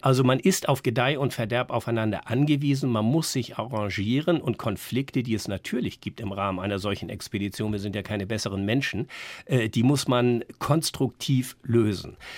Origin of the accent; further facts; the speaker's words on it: Northern Germany, Germany; als Norddeutscher